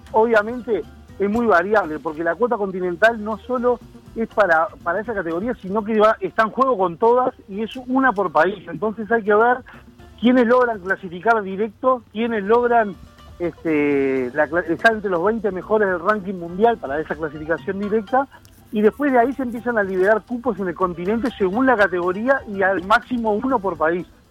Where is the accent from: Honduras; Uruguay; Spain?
Uruguay